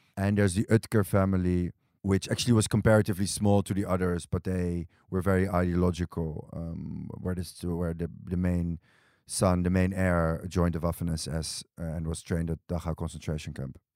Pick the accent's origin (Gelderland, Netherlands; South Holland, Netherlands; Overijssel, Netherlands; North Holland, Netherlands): North Holland, Netherlands; Amsterdam; moved away as an adult; also born or lived in Berlin / New York; now in Tel Aviv, Israel; I was born and raised in Amsterdam